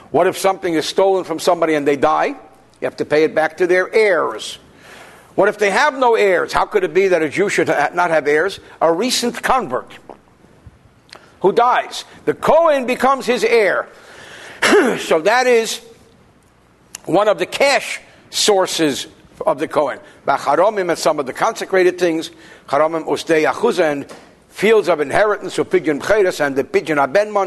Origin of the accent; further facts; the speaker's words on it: Newark, New Jersey, United States; where I grew up in Newark